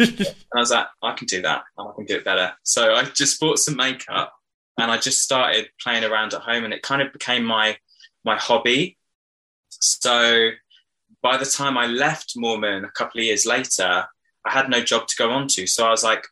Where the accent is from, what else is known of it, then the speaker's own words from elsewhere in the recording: Hoxne, Suffolk, East of England, United Kingdom; I grew up in Suffolk in a tiny village called Hoxton near Diss